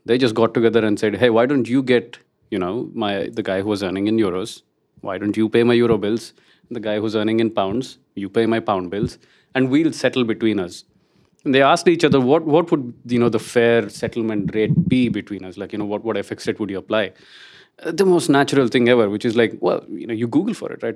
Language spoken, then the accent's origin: English; India; moved away; I'm Indian